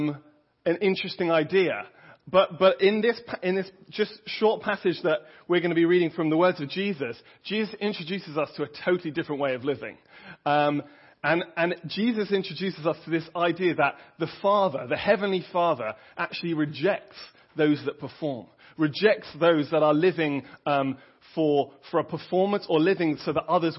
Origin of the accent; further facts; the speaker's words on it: England, United Kingdom; moved away; I'm obviously English